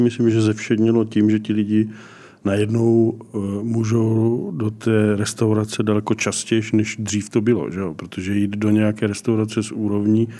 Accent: Brno, South Moravian Region, Czechia; also born or lived in Čeladná; Já jsem původem z Brna, nebo ze Střelicu Brna.

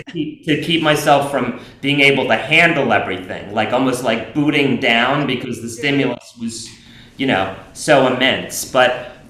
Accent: New York, United States; I grew up in Alphabet City in New York

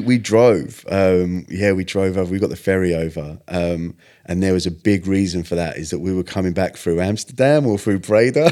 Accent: Stevenage, East of England, United Kingdom; I was born in Stevenage

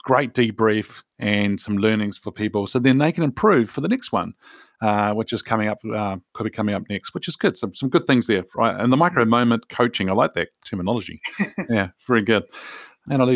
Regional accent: New Zealand; I'm a Kiwi

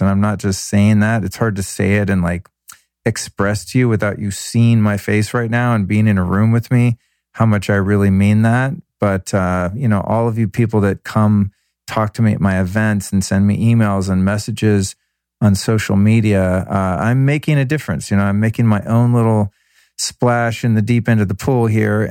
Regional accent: Denver, Colorado, United States; now in Los Angeles, United States; I was born in Denver on that day in 1970.

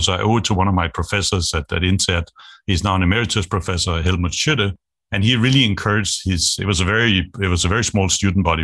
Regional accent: Denmark; moved away as an adult; also born or lived in Asia; I grew up in Denmark. I'm Danish.

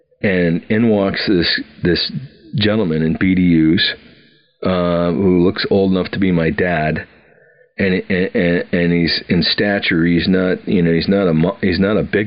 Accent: Wisconsin, United States; moved away as an adult

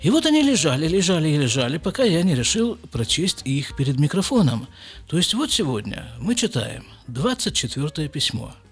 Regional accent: Krasnoyarsk, Krasnoyarsk Krai, Russia; now in Jerusalem, Israel; а уже если я из Красноярска приехал на постоянное жительство в Израиль, то почему бы мне не жить в Иерусалиме?

